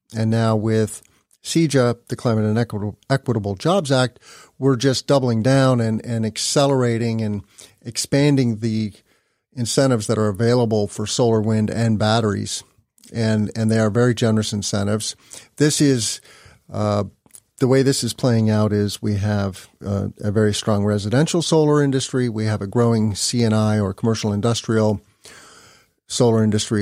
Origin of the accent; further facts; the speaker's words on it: Illinois, United States; my home state of Illinois